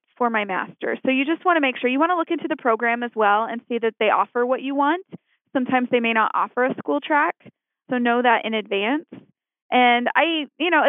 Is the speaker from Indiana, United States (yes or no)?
yes; Indiana, United States; moved away as an adult; now in Phoenix, United States; I'm actually from Indiana. It's where I grew up